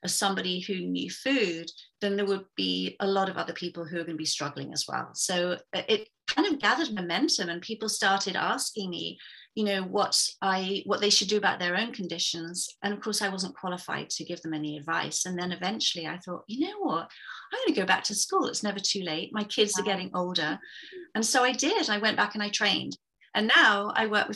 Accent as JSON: {"language": "English", "region": "England", "country": "United Kingdom", "moved": "as an adult", "lives_now": "Vancouver, Canada", "said": "I'm originally from England, but I'm sitting here in a very wet and grey and quite miserable, actually, Vancouver, Canada. So I've been here since 2012."}